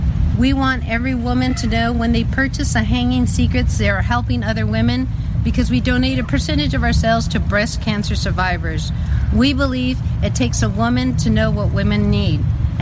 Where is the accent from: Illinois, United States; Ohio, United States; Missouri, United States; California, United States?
California, United States; San Diego; I'm from San Diego, California.